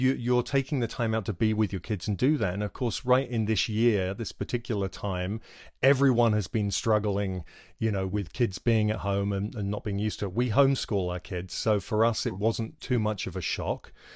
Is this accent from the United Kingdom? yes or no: yes; England, United Kingdom; moved away as an adult; I come from England, where we had free healthcare